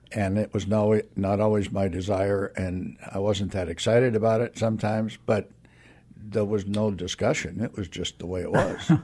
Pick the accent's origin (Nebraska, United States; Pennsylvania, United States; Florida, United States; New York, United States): Nebraska, United States; Aurora; moved away; also born or lived in Kewanee, Illinois; I was born and raised in Nebraska